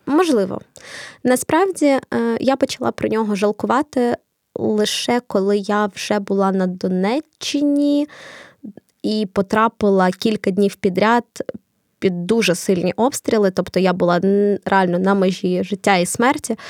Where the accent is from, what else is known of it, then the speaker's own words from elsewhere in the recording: Kharkiv, Kharkiv Oblast, Ukraine; first language Russian; Ukrainian is a second language; Я з Харкова